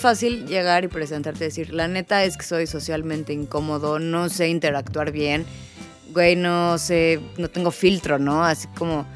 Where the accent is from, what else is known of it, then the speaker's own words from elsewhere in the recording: Mexico City, Mexico; accent: fresa; Yo sé que tengo un acento un poco fresa